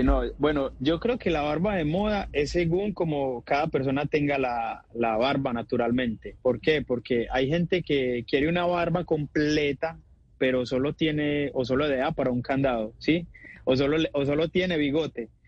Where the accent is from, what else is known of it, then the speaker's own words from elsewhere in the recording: Colombia; así somos los colombianos